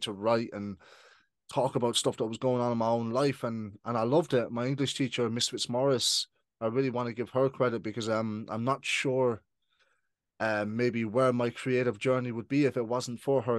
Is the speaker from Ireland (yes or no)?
yes; Ireland; also born or lived in United Kingdom; I moved to Ireland when I was 7 mm-hmm. So I've been living in Ireland for now for twenty years